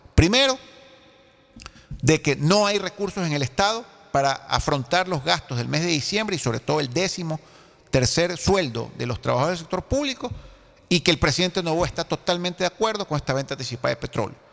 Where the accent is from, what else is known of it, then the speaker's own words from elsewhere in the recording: Ecuador; yo sí me preocupo como ecuatoriano